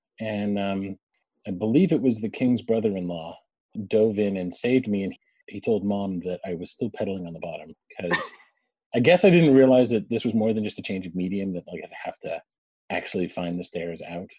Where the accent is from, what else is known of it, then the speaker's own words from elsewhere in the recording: Canada; born there; I mean, I was born in Canada. We had parents who were British.